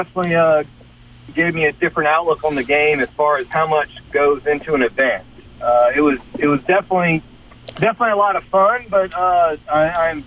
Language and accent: English; New Orleans, Louisiana, United States; also born or lived in Hattiesburg; now in Lafayette, United States; I'm born and raised in New Orleans